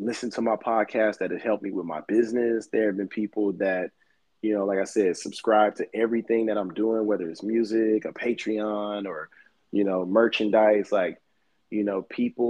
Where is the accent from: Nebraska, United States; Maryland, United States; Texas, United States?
Texas, United States; Houston; moved away; also born or lived in Los Angeles; I grew up in Houston, Texas.